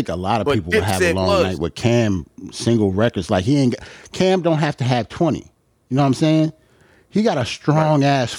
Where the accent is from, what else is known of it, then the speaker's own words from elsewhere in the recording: New York City, New York, United States; as a New Yorker